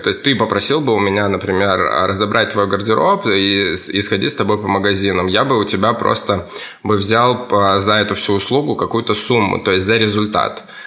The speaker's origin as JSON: {"language": "Russian", "region": "Kamchatka Krai", "country": "Russia", "tie": "born or raised there", "also_born_or_lived": "Saint Petersburg", "moved": "as an adult", "said": "Я вырос, родился на Камчатке."}